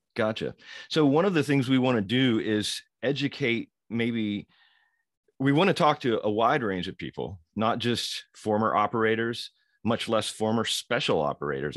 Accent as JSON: {"language": "English", "town": "Louisville", "region": "Kentucky", "country": "United States", "tie": "born or raised there", "said": "born and raised in Louisville, Kentucky"}